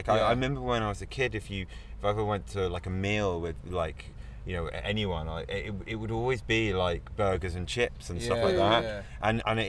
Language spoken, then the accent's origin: English; West Country, South West England, United Kingdom; now in London, United Kingdom; I'm from the West Country, which is in the bottom end of the UK.